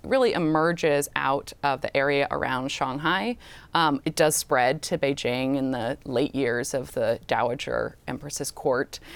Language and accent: English; Orange County, Southern California, United States; Orange County, which is where I grew up